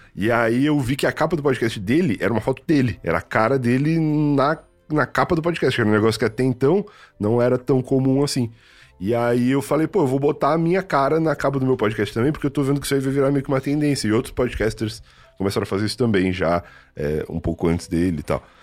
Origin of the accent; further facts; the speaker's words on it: Rio Grande, Rio Grande do Sul, Brazil; also born or lived in Santa Vitória do Palmar; now in São Paulo, Brazil; eu sou de Rio Grande